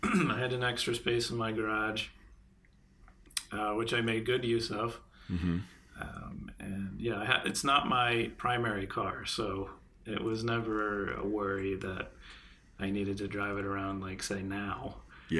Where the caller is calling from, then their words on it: Connecticut, United States; I am in the New England area. I'm calling in from Connecticut.